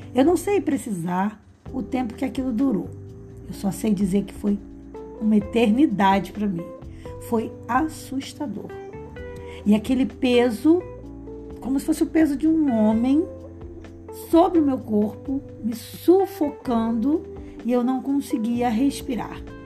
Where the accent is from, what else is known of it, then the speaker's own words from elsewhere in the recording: Rio de Janeiro, Brazil; eu sou do Rio de Janeiro